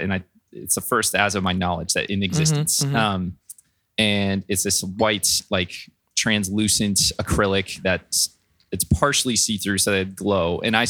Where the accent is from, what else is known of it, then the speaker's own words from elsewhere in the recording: Green Bay, Wisconsin, United States; Yes, I grew up in Green Bay, Wisconsin. Go Packers.